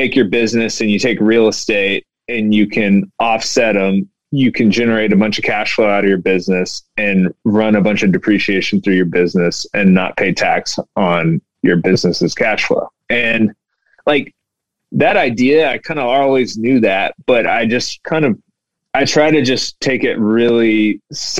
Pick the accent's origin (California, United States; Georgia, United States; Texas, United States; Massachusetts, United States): Texas, United States; Houston; I grew up in Houston. I've lived in Houston my whole life